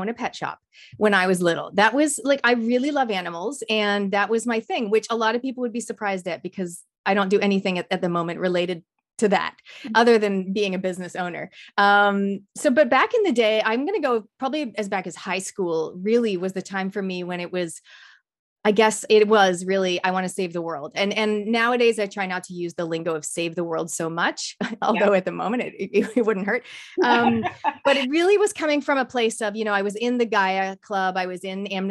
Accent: Canada; I come from Canada

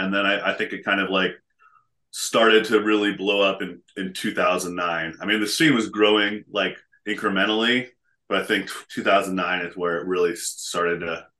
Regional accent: Portland, Oregon, United States; moved away as an adult; also born or lived in San Francisco; Born and raised in Portland. Moved away for a while and to the San Francisco and came back.

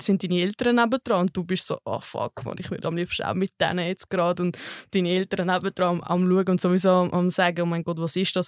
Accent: Zurich, Switzerland; Ich komme aus Zürich und bin gelernte Köchin

